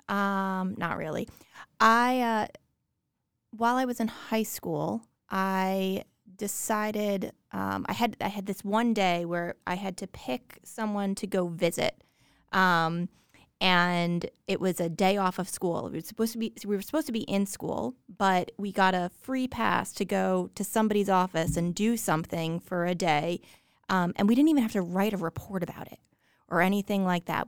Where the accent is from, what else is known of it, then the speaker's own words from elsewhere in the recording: New Jersey, United States; I grew up in New Jersey